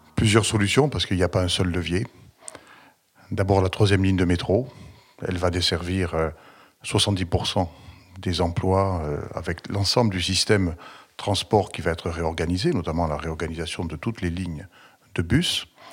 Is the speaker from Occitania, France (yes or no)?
yes; Toulouse, Occitania, France; je suis né euh, à Toulouse le 19 juillet 1960